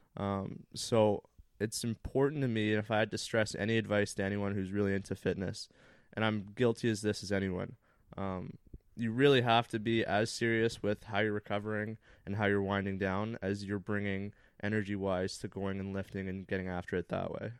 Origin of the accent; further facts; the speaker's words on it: Thunder Bay, Ontario, Canada; moved away; I had grown up playing hockey all my life. I'm from Thunder Bay, very small town in Northern Ontario